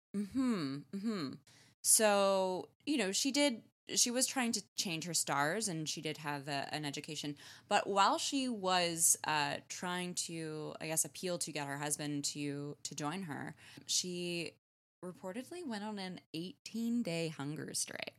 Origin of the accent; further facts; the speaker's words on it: Canada; as a Canadian